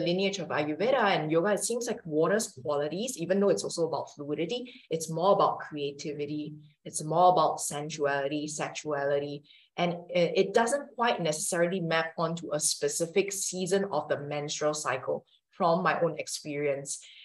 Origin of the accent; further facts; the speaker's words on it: Singapore; now in Italy; I'm from Singapore, which is an Asian country.